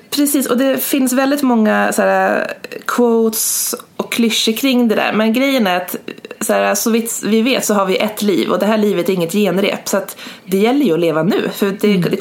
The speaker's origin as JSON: {"language": "Swedish", "region": "Gävleborg County", "country": "Sweden", "said": "runt 2014-2015 när jag var hemma i Hälsingland på sportlovet."}